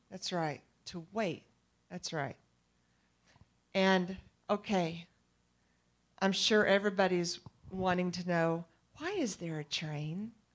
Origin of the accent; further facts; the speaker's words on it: East Texas, United States; I'm from East Texas